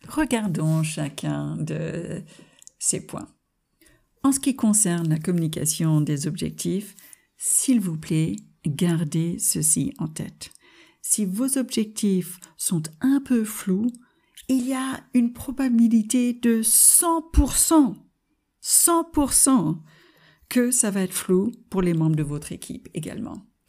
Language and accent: French; United States; French is a second language; moved away as an adult; now in France; en tant qu'américaine qui est venue s'installer en France.